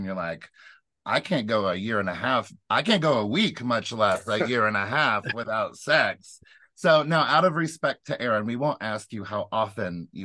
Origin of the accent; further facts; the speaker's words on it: United States; I grew up in the Smoky Mountains